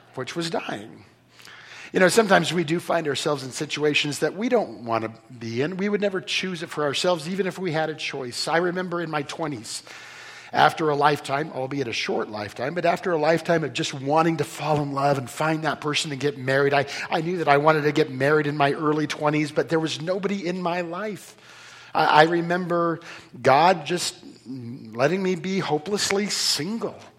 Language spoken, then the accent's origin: English; Bay Area, California, United States; moved away; I'm from, I'm from California. Sorry, I escaped. I'm from, Cal. I'm, from the, I'm from the Bay Area. I learned to drive in San Jose.